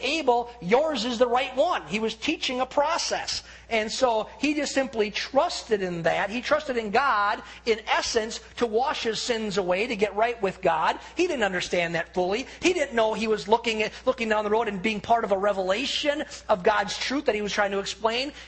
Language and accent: English; United States; as an American